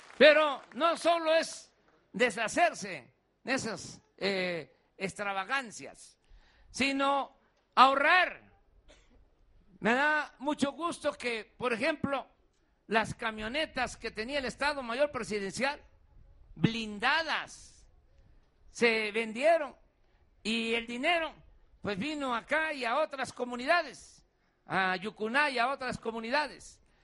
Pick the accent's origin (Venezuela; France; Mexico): Mexico; Si somos mexicanos